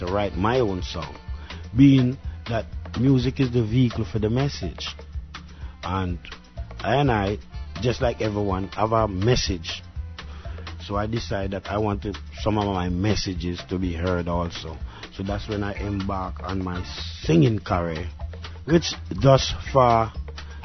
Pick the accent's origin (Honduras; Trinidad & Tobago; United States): Trinidad & Tobago; I was born in the Caribbean, to be exact, in the island of Trinidad, in the 50s.